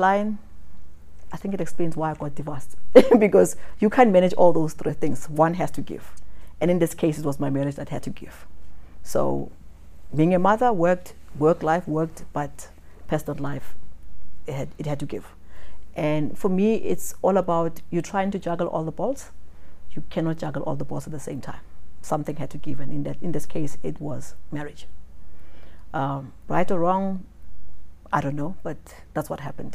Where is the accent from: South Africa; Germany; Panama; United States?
South Africa; in South Africa, we're seen more like the Americans. We say what we think, the way we say it.